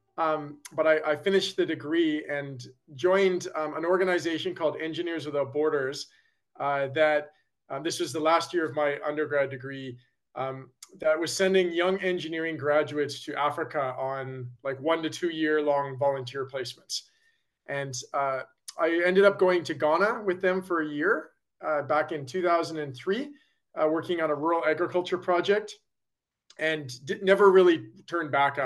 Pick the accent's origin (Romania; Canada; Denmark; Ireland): Canada; Calgary, Alberta; I grew up in Calgary, Alberta, Canada